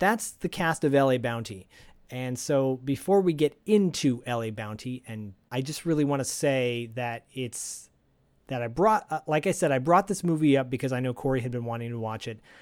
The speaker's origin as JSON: {"language": "English", "town": "Detroit", "region": "Michigan", "country": "United States", "tie": "born or raised there", "said": "growing up in Detroit, Michigan, uh, as a latchkey kid"}